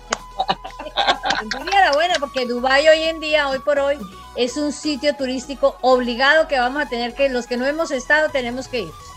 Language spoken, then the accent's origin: Spanish; Colombia; moved away; yo salí de Colombia eh, eh, hace 37 años